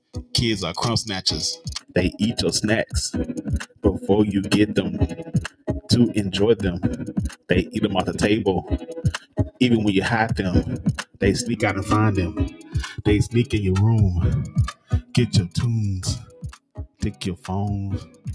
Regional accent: Mississippi, United States; I'm from Mississippi. We call them sap suckers.

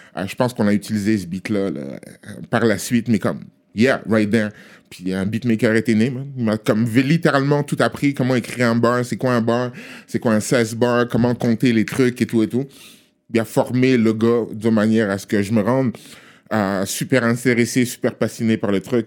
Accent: Togo; now in Montreal, Canada; On est à Montréal, je suis togolais

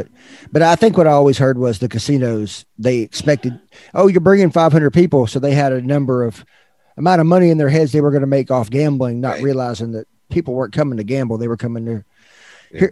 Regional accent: Arkansas, United States; moved away as an adult; now in Texas, United States; I grew up in Arkansas. I've lived in Texas now for almost 12 years

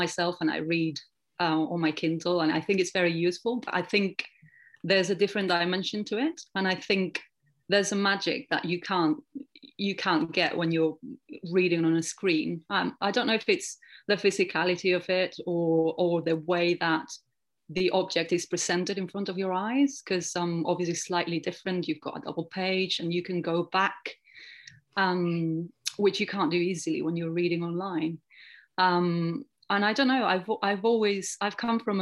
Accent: Spain; now in England; I grew up in Spain

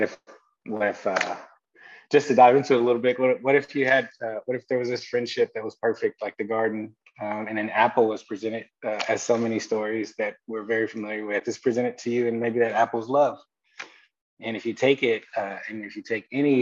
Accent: Ohio, United States; moved away; also born or lived in Wisconsin / Indiana; I was born and raised in Ohio. Really Dayton, Ohio, Cleveland, Ohio are my roots

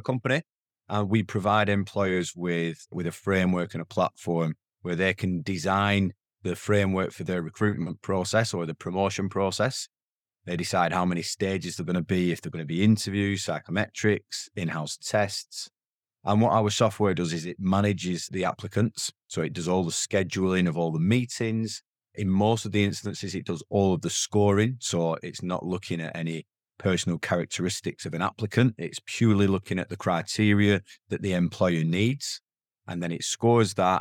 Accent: the north of England, United Kingdom; accent: strong northern; my accent's a very strong northern accent

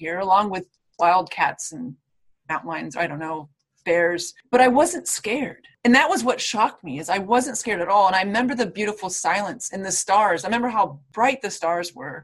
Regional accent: Florida, United States; I'm from Florida

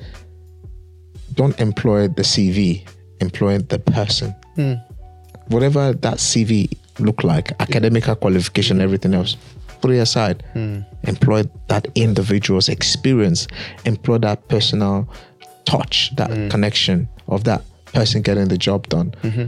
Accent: Nigeria; as an African child, as a Nigerian child, there's certain things that you must understand culture-wise. Respect is something that we love as Africans.

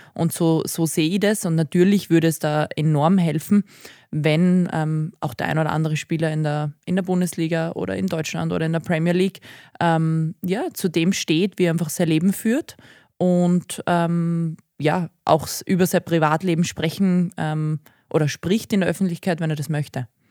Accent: Graz, Styria, Austria; moved away; also born or lived in Thal; ich bin tatsächlich aber Grazerin

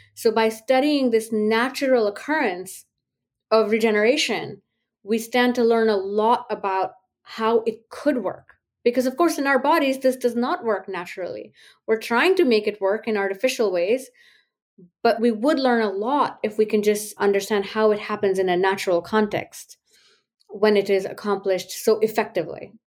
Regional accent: India; moved away as an adult; now in United States; growing up in India, in the socioeconomic group that I belonged

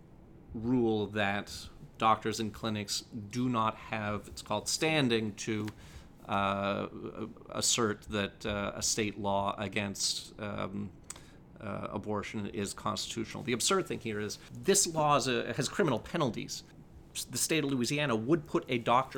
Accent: Canada; now in United States; I was born in Canada

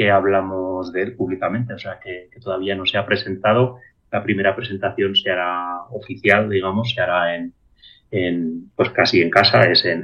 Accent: Molina, Spain; also born or lived in Aragon; en mi pueblo, en Molina

